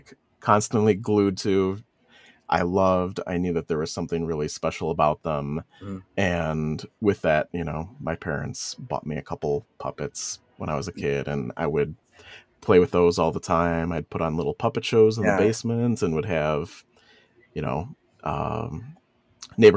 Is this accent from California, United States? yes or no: no; Chicago, Illinois, United States; moved away as an adult; now in Kalamazoo, United States; I was in Chicago forever, and that was my hometown where I grew up and where I started my business